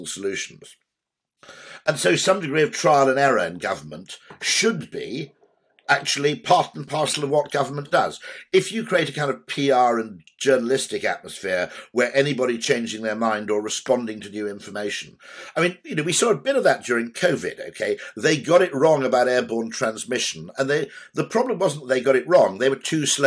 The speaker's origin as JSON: {"language": "English", "region": "Wales", "country": "United Kingdom", "said": "I'm Welsh"}